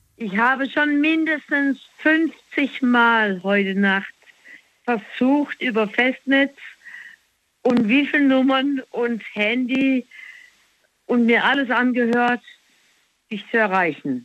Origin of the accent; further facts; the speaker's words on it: Black Forest, Baden-Württemberg, Germany; Wir sind halt im Schwarzwald aufgewachsen